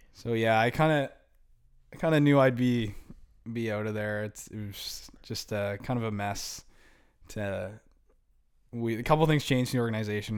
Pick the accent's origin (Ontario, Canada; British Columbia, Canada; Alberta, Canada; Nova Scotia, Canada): Nova Scotia, Canada; Halifax; growing up in Halifax